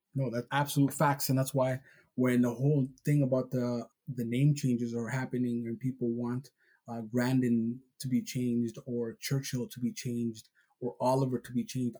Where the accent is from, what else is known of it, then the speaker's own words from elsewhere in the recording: Somalia; moved away; Even though I'm Somali and I was born in Somalia